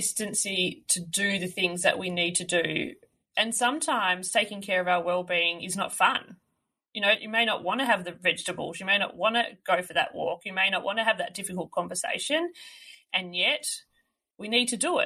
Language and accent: English; Melbourne, Victoria, Australia; moved away as an adult; also born or lived in regional Australia; I grew up in Melbourne, so in a city